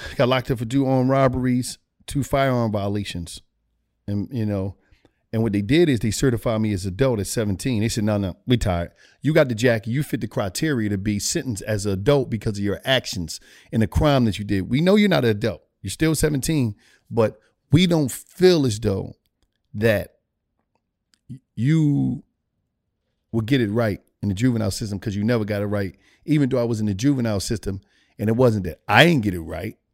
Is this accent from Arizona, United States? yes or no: no; Philadelphia, Pennsylvania, United States; I grew up in Philadelphia, uh, Pennsylvania